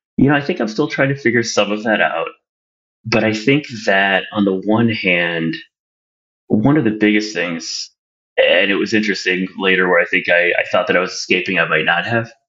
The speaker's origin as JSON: {"language": "English", "town": "Toledo", "region": "Ohio", "country": "United States", "tie": "born or raised there", "said": "I grew up in Toledo, Ohio"}